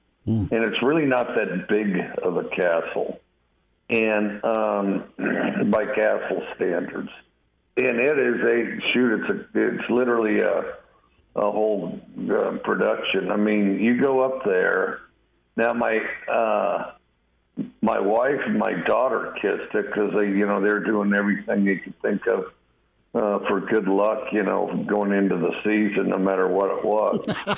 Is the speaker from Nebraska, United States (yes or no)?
no; Wyoming, United States